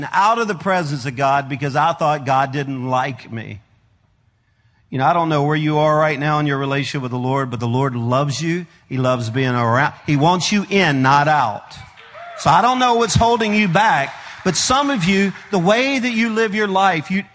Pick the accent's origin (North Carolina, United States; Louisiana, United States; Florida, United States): Louisiana, United States; now in Arkansas, United States; I am a Cajun from Louisiana. I live in Arkansas.